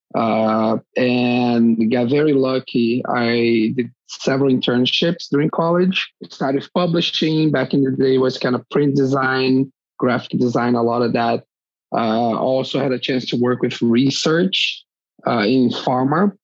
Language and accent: English; Brazil; moved away as an adult; I'm from Brazil originally. That's where I started my career